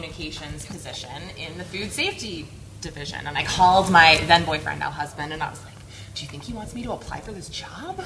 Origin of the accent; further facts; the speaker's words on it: New York, United States; moved away as an adult; now in Atlanta, United States; I'm originally from New York. Now I live outside of Atlanta.